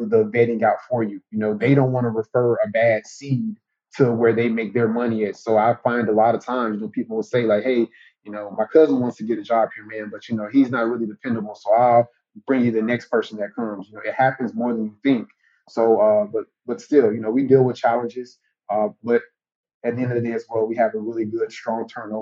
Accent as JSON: {"language": "English", "town": "Jacksonville", "region": "Florida", "country": "United States", "tie": "born or raised there", "said": "my hometown team"}